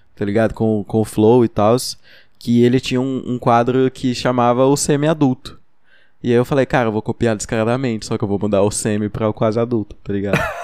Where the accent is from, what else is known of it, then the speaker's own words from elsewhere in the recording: Uberlândia, Minas Gerais, Brazil; a gente é de Uberlândia, Minas Gerais